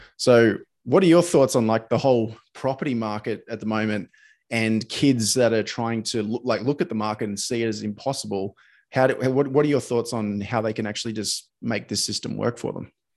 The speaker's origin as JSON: {"language": "English", "town": "Sydney", "region": "New South Wales", "country": "Australia", "moved": "as an adult", "lives_now": "Brisbane, Australia", "said": "I'm from Sydney"}